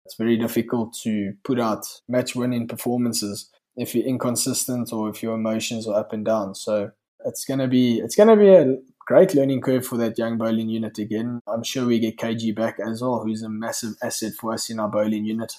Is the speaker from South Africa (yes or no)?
yes; South Africa; we all lived in a bit of a exclusive nature in South Africa